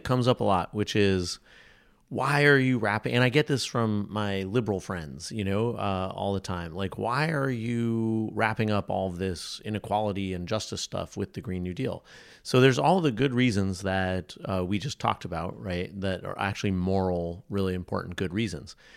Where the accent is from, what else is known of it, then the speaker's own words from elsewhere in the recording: New England, United States; I'm from New England.